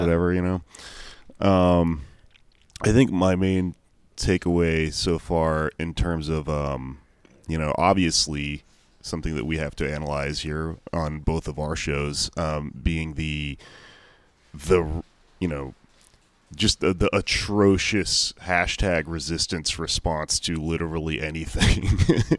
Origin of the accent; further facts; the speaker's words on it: Houston, Texas, United States; I grew up in Houston